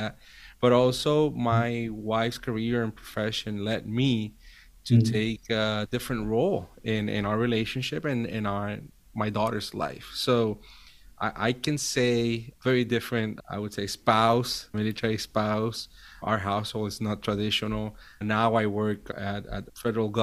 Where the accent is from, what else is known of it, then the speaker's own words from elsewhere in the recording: Puerto Rico; moved away as an adult; now in Virginia, United States; I was born and raised in Puerto Rico. Now I live in the U.S. 10 years ago